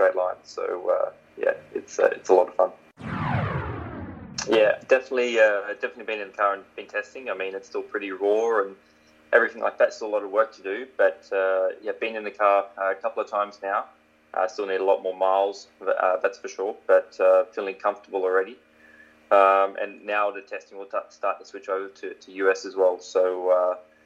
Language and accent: English; Warwick, Queensland, Australia; moved away; I'd probably still be a builder in my hometown of Warwick.